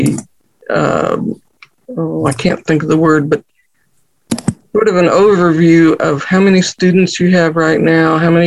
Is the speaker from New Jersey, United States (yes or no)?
no; Beloit, Kansas, United States; moved away; I grew up in Beloit, Kansas.